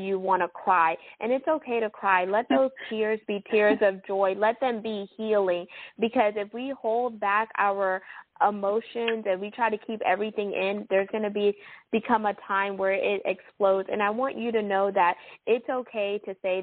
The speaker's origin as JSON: {"language": "English", "town": "Houston", "region": "Texas", "country": "United States", "tie": "born or raised there", "said": "H-Town. That's my hometown"}